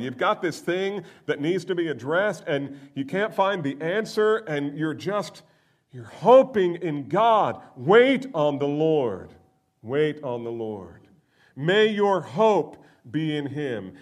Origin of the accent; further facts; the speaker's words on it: Northeast, United States; I grew up in the Northeast